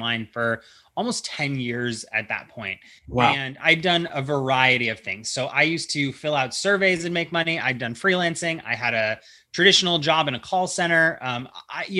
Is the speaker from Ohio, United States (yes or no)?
yes; Ohio, United States; now in California, United States; I'm from Ohio